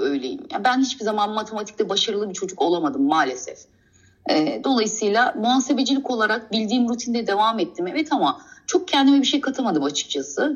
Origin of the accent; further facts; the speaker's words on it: Istanbul, Turkey; also born or lived in Kastamonu; İstanbul'da doğdum.